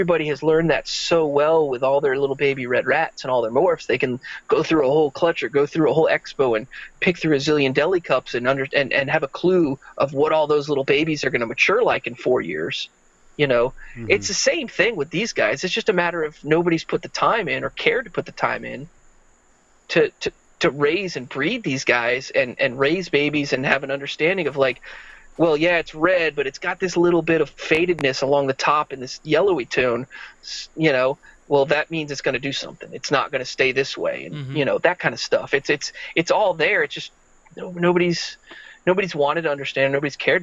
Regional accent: Central Florida, United States; I grew up in Central Florida

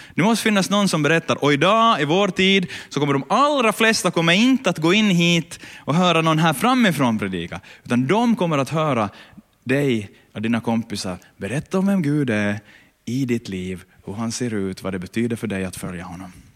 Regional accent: Ostrobothnia, Finland; där jag kommer ifrån, eh, land, landsbygden på Österbot, i Österbotten

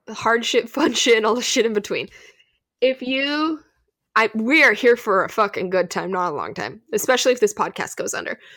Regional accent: California, United States; We're from California

